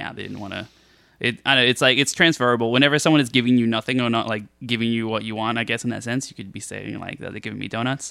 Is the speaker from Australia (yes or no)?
yes; Australia; I'm Australian